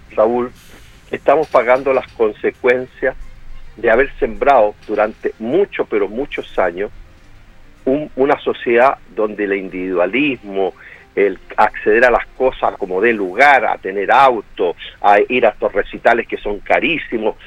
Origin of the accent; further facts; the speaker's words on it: Santiago, Santiago Metropolitan Region, Chile; yo salí del Instituto Nacional